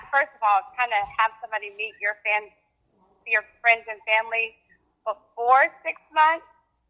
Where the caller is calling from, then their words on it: Fort Worth, Texas, United States; I'm from Fort Worth, Texas.